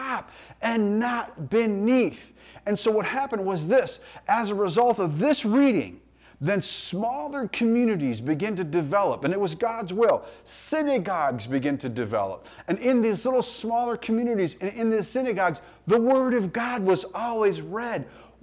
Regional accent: United States; us as American Christians

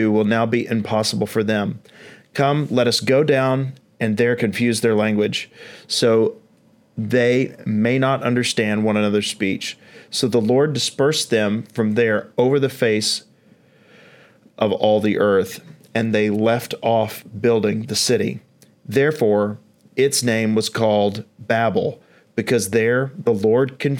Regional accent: East Tennessee, United States; accent: East Tennessee; And she is from East Tennessee, like myself

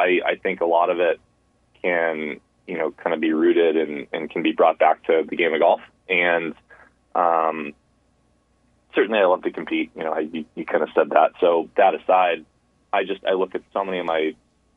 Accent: United States; growing up in the United States

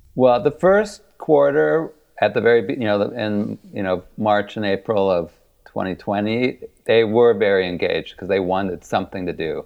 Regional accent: Kenosha, Wisconsin, United States; moved away; I grew up in Wisconsin and went to undergrad in Milwaukee

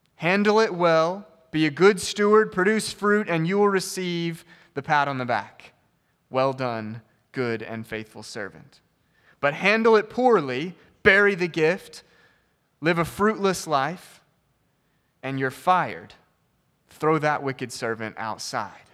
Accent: United States; as an American

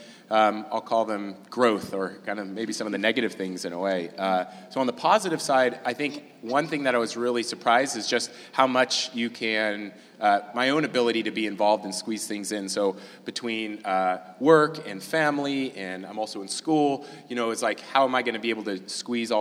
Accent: California, United States; growing up in California

